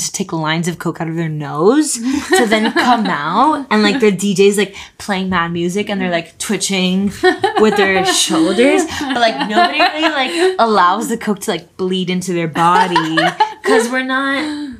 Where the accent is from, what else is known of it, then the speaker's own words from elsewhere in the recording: Miami, Florida, United States; I am from Miami